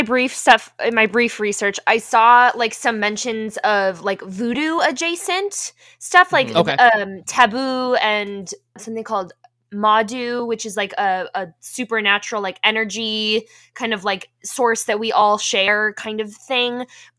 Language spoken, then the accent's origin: English; Minnesota, United States; I say as a Minnesotan.